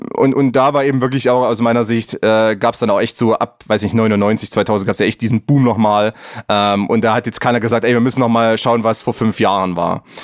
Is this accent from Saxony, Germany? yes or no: yes; Plauen, Saxony, Germany; ich bin aufgewachsen im, im Vogtland. Das ist äh, Dreiländereck, ähm, Thüringen, Sachsen, Bayern, Tschechien, eigentlich vier Ländereck, wenn man wenn man es mal ganz genau nimmt. Ja. Und äh, im Plauen